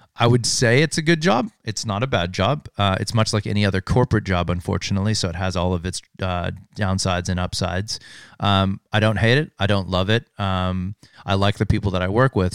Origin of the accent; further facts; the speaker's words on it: Hailey, Idaho, United States; moved away as an adult; also born or lived in Sun Valley, Idaho; I was born and raised in a small town called Uh, Haley, Idaho, uh, born in Sun Valley, Idaho